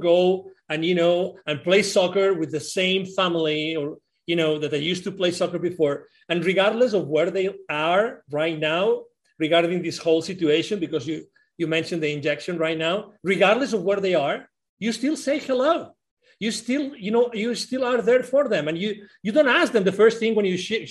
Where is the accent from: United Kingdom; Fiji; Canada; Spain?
Spain; also born or lived in Mexico; now in Plano, United States; I'm originally from Spain, but I moved from Mexico to here 10 years ago.